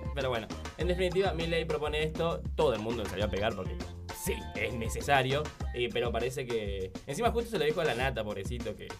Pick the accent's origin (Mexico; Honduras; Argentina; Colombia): Argentina; así somos fanáticos los argentinos